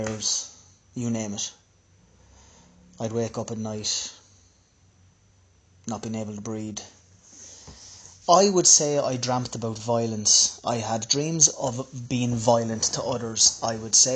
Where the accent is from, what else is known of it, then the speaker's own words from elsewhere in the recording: Ireland; I'm from Ireland.